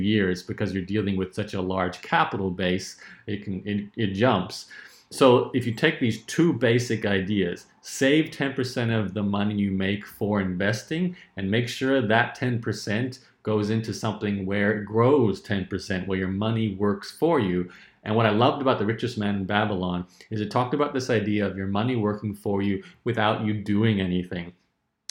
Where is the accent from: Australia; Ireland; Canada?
Australia; where I was growing up in Australia, it wasn't a lot of money